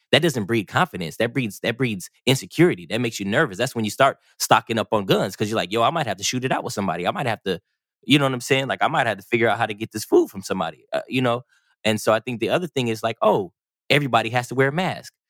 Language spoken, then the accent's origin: English; California, United States; moved away; I'm from California